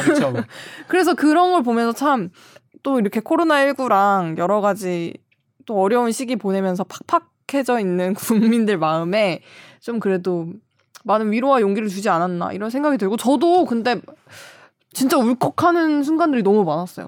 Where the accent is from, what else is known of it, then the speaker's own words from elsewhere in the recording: Cheonan, South Chungcheong, South Korea; 제 고향이 천안인데